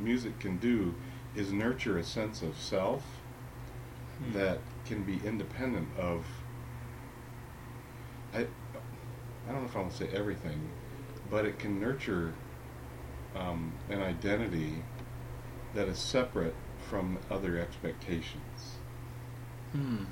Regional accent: Ohio, United States; I was raised in Ohio

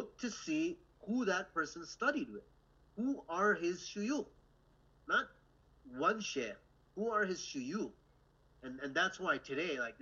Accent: Canada; from Canada

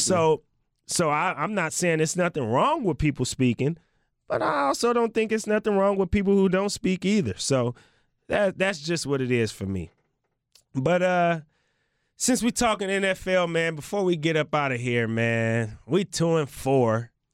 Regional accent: the Bay Area, California, United States; now in Portland, United States; I'm not in the Bay right now. That's, that's my hometown

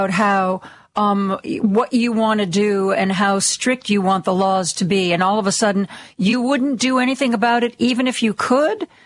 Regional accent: Ohio, United States; moved away; I was born in Ohio. You know, I grew up oh. in Ohio. I went to college in Ohio, and um, I I still have family in Ohio

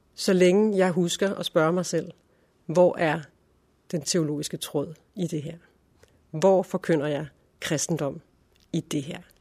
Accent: Silkeborg, Central Denmark Region, Denmark; moved away as an adult; also born or lived in Berlin; Jeg er født i Funder, uden for Silkeborg øh, i 1978 og øh, gik i skole, i og Skole. Øh, og senere øh, gik jeg på HF i Silkeborg og boede der øh, indtil 1999

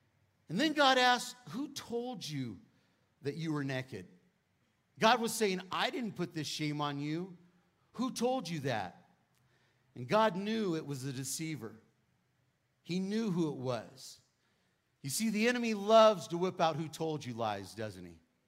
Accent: California, United States; accent: Cali-Texan; moved away as an adult; now in Texas, United States; I'm actually from California, but I've been at Lakewood for 20 years, so I call myself a Cali-Texan, right? It's like half and half, but I don't have the twang yet.

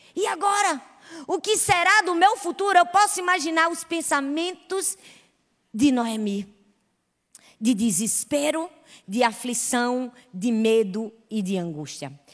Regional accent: Recife, Pernambuco, Brazil; Eu sou de Recife

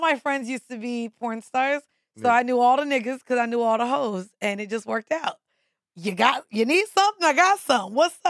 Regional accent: Orlando, Florida, United States; also born or lived in Atlanta / Miami; now in New York, United States; So I moved here from Miami. Before now, Miami was Atlanta, before Atlanta, Orlando.

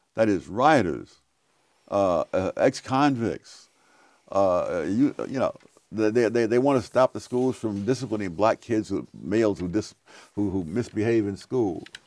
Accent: New York City, New York, United States; moved away; also born or lived in North Carolina; When I grew up in Harlem in the forties and fifties, I never heard a gunshot

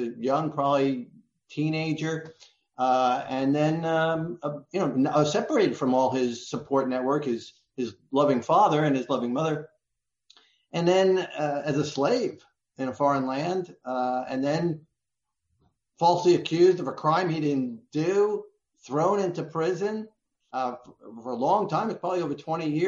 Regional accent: New York City, New York, United States; now in Florida, United States; I grew up in America, in New York City, with a Jewish family

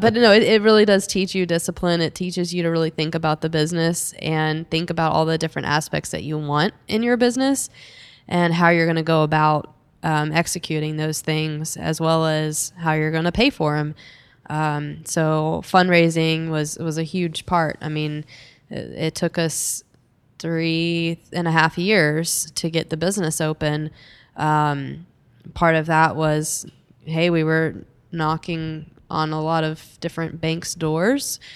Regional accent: Dallas, Texas, United States; I'm from, I grew up in Dallas

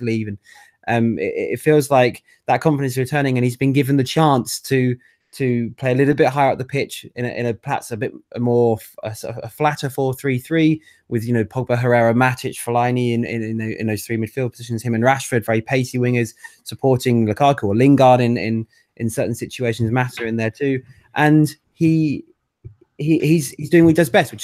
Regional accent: Manchester, North West England, United Kingdom; accent: thick Mancunian; as you can tell by my thick Mancunian accent

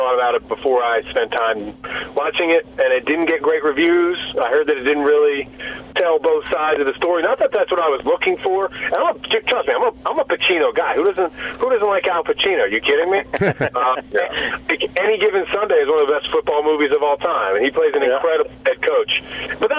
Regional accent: Philadelphia, Pennsylvania, United States; I'm from Philadelphia

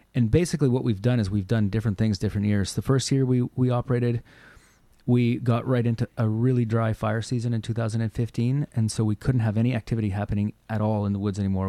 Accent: Nova Scotia, Canada; now in Cortes Island, Canada; where I grew up in Nova Scotia

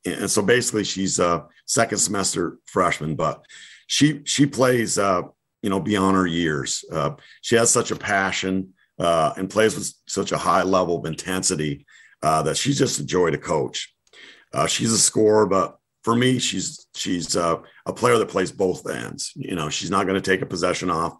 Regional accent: New England, United States; I'm from New England, so I talk a lot about Patriots

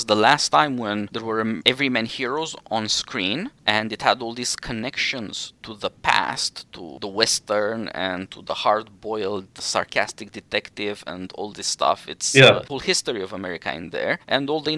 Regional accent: Romania; born or raised there; English is a second language

